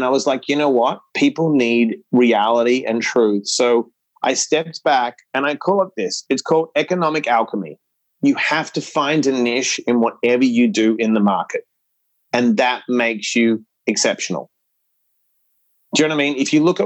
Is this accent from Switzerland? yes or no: no; Australia; moved away; We grew up in Australia